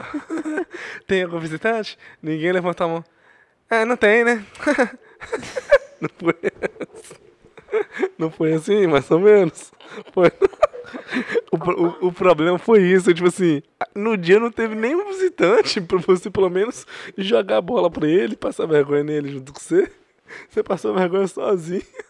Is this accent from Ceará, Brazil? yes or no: no; Governador Valadares, Minas Gerais, Brazil; Eu sou de Valadares